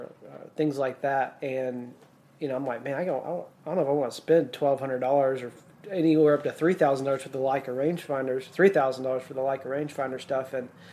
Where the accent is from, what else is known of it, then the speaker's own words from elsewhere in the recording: Mississippi, United States; I grew up in Mississippi, you know, our woods are so thick there.